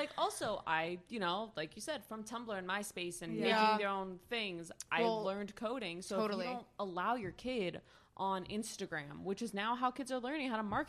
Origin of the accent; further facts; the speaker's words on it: Boca Raton, Florida, United States; I grew up in Boca Raton.